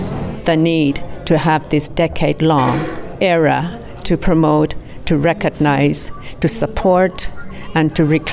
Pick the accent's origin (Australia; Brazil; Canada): Canada; Iqaluit, Nunavut; I'm from Iqaluit Nunavut, which is a territory in the Arctic of Canada